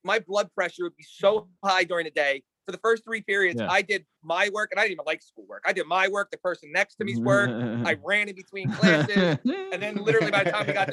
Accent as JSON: {"language": "English", "town": "North Wales", "region": "Pennsylvania", "country": "United States", "tie": "born or raised there", "said": "a North Wales borough boy like me. So I grew up on South 6th Street."}